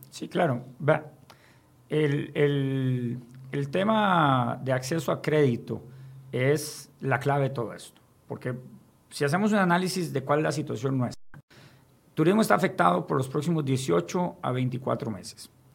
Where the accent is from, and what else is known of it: Costa Rica